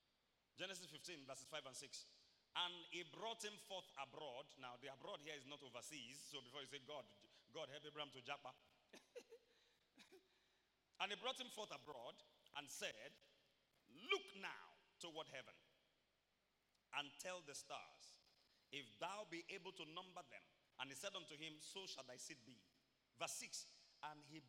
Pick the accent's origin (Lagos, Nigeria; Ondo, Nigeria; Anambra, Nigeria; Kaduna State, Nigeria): Ondo, Nigeria; Ibaropa, Akoko; I'm from Iboropa, Koko, Ondo State, Nigeria